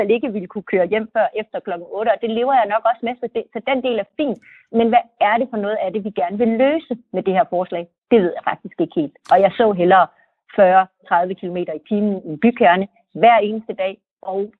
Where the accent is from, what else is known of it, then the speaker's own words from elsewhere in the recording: Jutland, Denmark; jeg er også fra Jylland